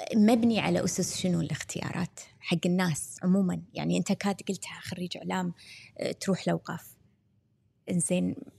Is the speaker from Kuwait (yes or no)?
yes; Kuwait